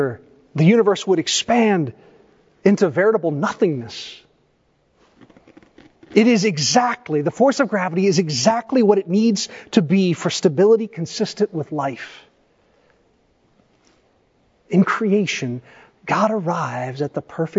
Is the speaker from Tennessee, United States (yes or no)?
yes; East Tennessee, United States; I grew up in East Tennessee.